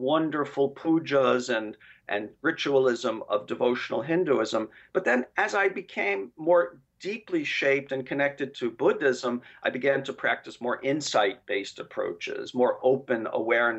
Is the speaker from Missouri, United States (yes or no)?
no; New York City, New York, United States; moved away as an adult; also born or lived in Ohio; I grew up in, I was born in Park Slope, and I spent the first 20 years of my life there